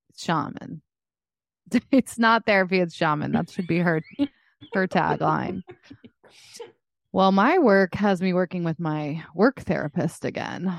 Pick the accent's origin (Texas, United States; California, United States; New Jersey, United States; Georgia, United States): Texas, United States; Dallas; moved away; my hometown of Dallas